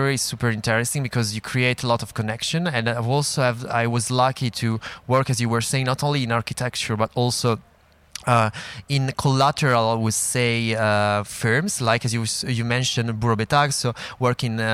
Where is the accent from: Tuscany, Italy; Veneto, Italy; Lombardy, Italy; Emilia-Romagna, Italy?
Lombardy, Italy; Milan; moved away as an adult; now in Paris, France; I come from Milan, uh, so yeah, it's home.